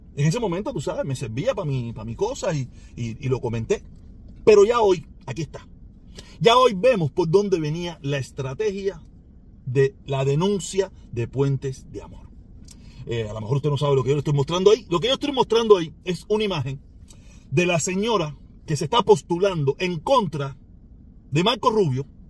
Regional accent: Cuba; now in Miami, United States

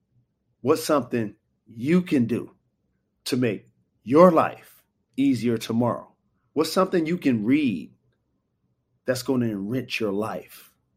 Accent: Detroit, Michigan, United States; Coming up, we talk about growing up in an athletic family, putting on for my hometown, Detroit, and the importance of diversifying your skill set.

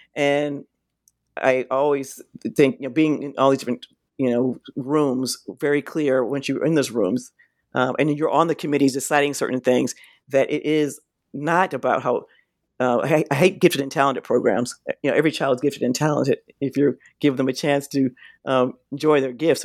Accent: San Francisco, California, United States; I was born and raised in San Francisco

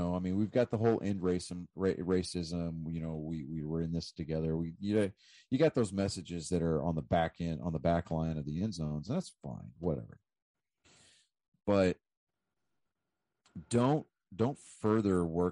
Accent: United States; I'm saying this as an American

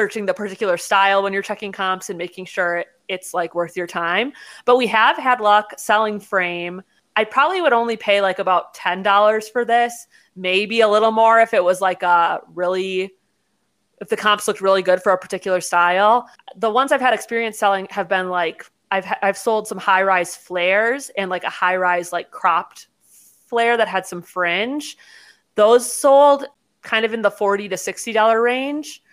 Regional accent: Wisconsin, United States; We're both from Wisconsin

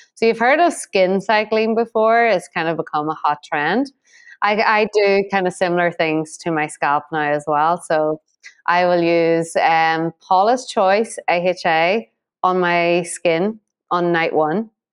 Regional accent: Ireland; Being Irish

